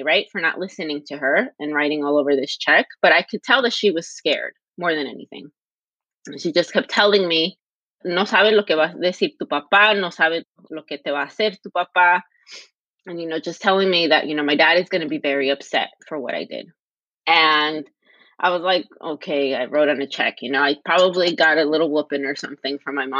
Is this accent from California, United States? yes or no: yes; Los Angeles, California, United States; I grew up in the West LA, so the West Los Angeles region